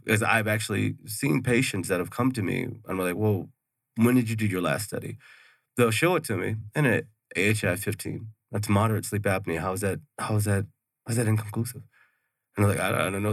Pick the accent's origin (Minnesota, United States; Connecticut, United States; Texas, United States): Texas, United States; Houston; moved away as an adult; now in Mesa, United States; I'm originally from Texas. I'm from Houston.